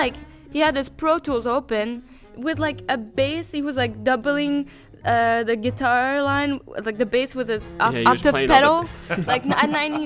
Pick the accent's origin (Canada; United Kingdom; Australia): Canada; Quebec; born or raised there